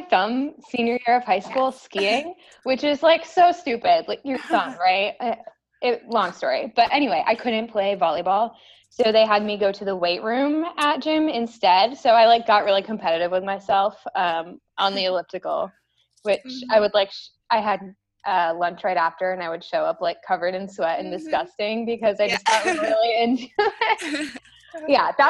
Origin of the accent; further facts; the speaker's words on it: New England, United States; now in Texas, United States; I mean, growing up in New England, everybody in Texas, which is where I live now, is always like, oh my gosh, the winter must be terrible.